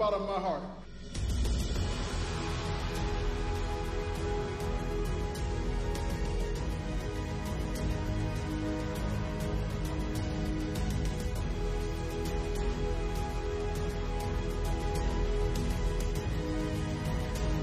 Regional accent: Norfolk, Virginia, United States; As a boy growing up in Berkeley, I could see the city of Norfolk

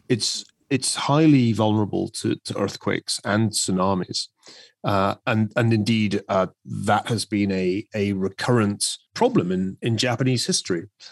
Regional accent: Scotland, United Kingdom; my own native land. If you had gone to Scotland

